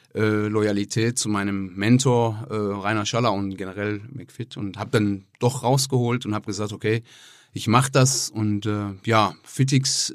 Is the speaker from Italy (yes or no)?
no; Tehran, Tehran Province, Iran; German is a second language; moved away as an adult; also born or lived in Croatia; now in Essen, Germany; ich komme aus dem Iran, äh, bin im Teheran geboren bin ähm, November 98 nach Deutschland gekommen.